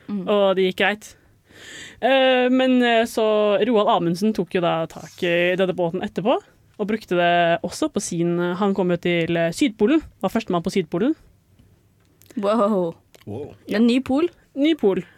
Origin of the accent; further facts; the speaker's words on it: Larvik, Vestfold, Norway; Jeg er ganske nærme fra Rekkvik.